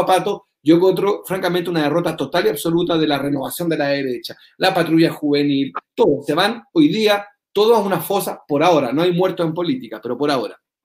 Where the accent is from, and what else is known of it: Chile